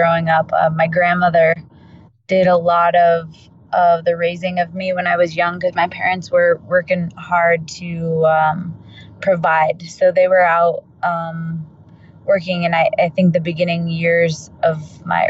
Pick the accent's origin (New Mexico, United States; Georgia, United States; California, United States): New Mexico, United States; Albuquerque; I am in Albuquerque, New Mexico, born and raised